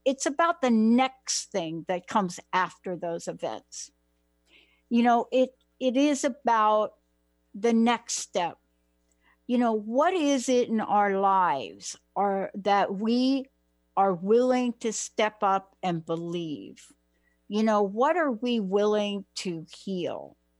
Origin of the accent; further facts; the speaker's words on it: United States; also born or lived in New Jersey; I'm from New York and uh, New Jersey